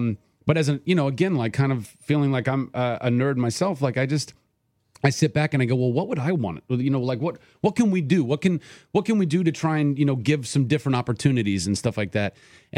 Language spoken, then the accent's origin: English; Ventura, California, United States; And I grew up in Ventura, California, so you'd think, oh, the beach, like, go and surf.